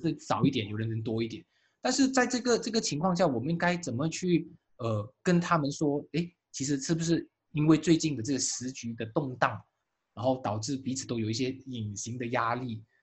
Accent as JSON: {"language": "Chinese", "country": "Malaysia", "said": "作为马来西亚人"}